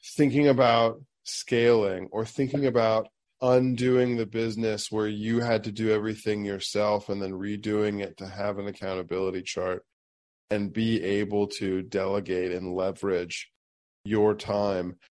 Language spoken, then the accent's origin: English; Springfield, Ohio, United States; I also did a lot of my growing up in Springfield, Ohio